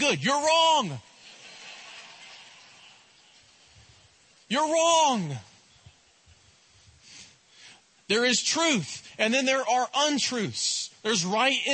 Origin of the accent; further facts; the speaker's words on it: East Tennessee, United States; I'm from East Tennessee